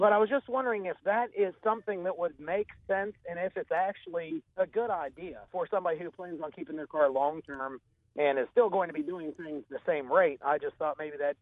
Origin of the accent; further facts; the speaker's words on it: Fairmont, West Virginia, United States; I'm from Fairmont, West Virginia, a little ways away